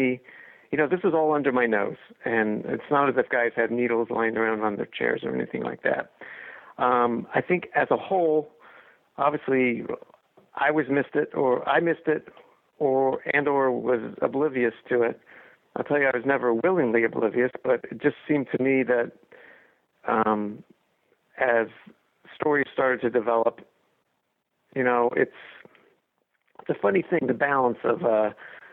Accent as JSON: {"language": "English", "town": "Kansas City", "region": "Missouri", "country": "United States", "tie": "born or raised there", "also_born_or_lived": "Boston", "moved": "yes", "said": "I grew up in Kansas City, in the heyday of the Kansas City Royals."}